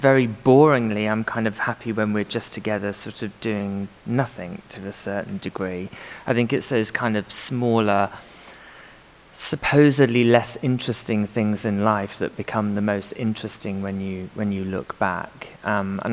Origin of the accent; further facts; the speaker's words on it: United Kingdom; now in London, United Kingdom; felt very British